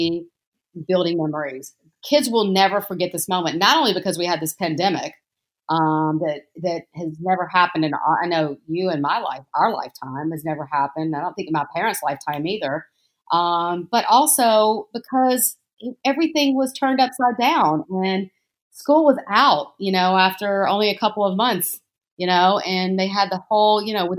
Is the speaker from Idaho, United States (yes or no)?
no; Jackson, Mississippi, United States; I grew up in a Greek household in Mississippi, in Jackson, Mississippi